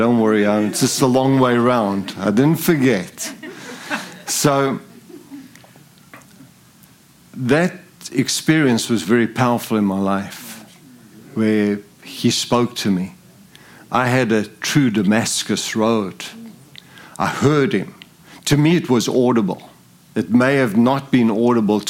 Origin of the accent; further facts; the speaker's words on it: Zimbabwe; moved away; also born or lived in South Africa; I'm English. And I was born in Zimbabwe. I didn't grow up in South Africa. I was born in a British colony